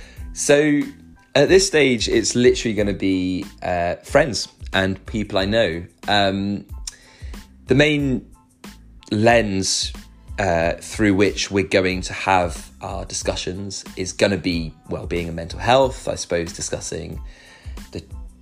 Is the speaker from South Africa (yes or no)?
no; Luxembourg; now in Kennington, United Kingdom; I am British, but I grew up in Luxembourg. That is where my parents live and have lived for the last 25 years or so, and where I call home. Though I'm currently living in Kennington in South London.